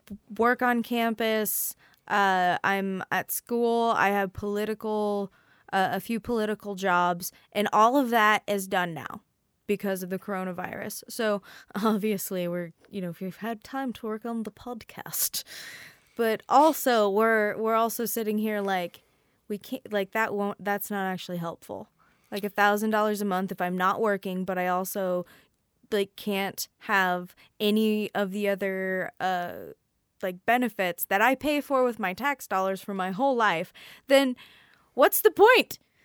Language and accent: English; the Bible Belt, United States; So I come from the Bible Belt